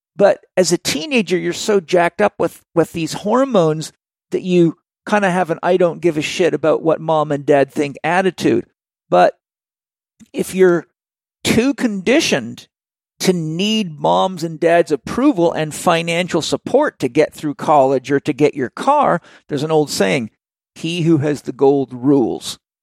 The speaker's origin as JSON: {"language": "English", "area": "Vancouver Island", "region": "British Columbia", "country": "Canada", "tie": "born or raised there", "said": "I grew up on Vancouver Island when the unemployment rate was 17.4%"}